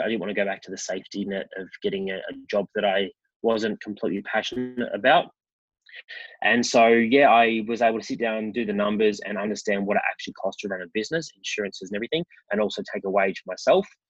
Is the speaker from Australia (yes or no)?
yes; Melbourne, Victoria, Australia; I grew up in Melbourne, um, in the western suburbs